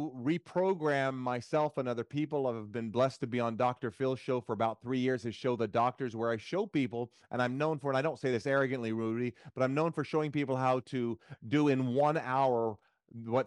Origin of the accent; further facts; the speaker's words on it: Jamaica; moved away; also born or lived in Central Florida; I'm also originally from Jamaica